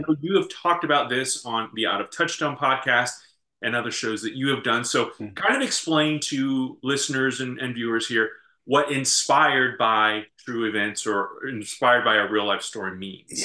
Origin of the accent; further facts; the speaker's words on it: St. Louis, Missouri, United States; we grew up in St. Louis